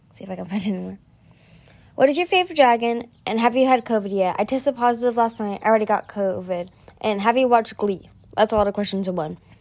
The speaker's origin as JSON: {"language": "English", "region": "California", "country": "United States", "said": "I'm from America, but more specifically, I'm from California"}